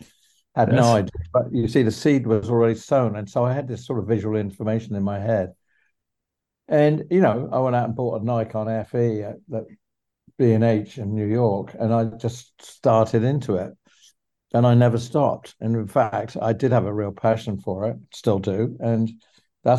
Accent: England, United Kingdom; when I was 14, 15, 16, 17, in my hometown in England

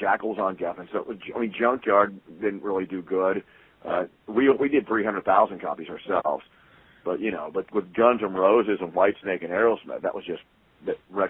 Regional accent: Columbus, Ohio, United States; also born or lived in Los Angeles, California; Yeah, I'm from Columbus originally.

